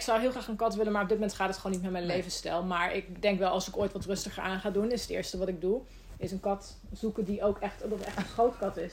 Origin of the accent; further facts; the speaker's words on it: Netherlands; moved away as an adult; now in Sweden; toen ik nog in Nederland woonde.